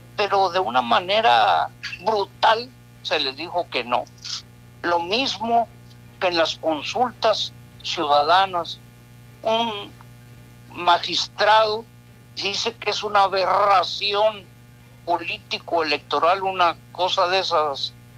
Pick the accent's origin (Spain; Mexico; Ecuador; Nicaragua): Mexico; Somos esos mexicanos